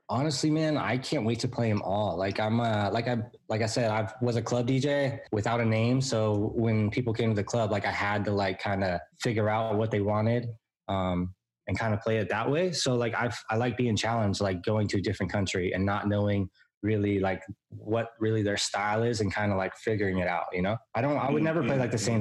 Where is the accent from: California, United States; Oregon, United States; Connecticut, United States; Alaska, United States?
California, United States; San Diego; I was born and raised in San Diego, California. I haven't ever moved